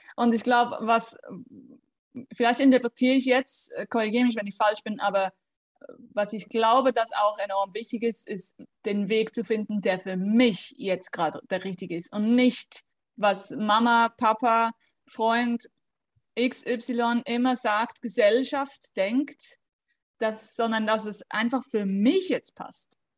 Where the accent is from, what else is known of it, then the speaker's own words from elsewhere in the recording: Switzerland; ich bin aus der Schweiz